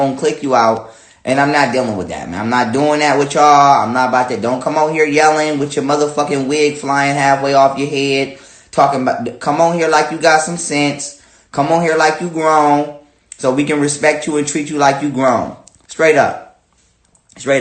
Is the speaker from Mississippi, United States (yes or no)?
no; Buffalo, New York, United States; I'm from the United States, of course, Buffalo, New York, to be exact